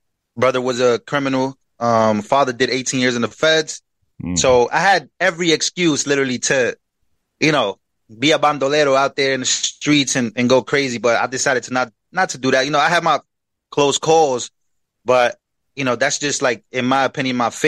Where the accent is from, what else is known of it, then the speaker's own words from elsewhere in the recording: New York City, New York, United States; also born or lived in Queens, New York / Puerto Rico; I was born in Queens, New York, then brought to Puerto Rico till I was 7 years old, and then I came to the Bronx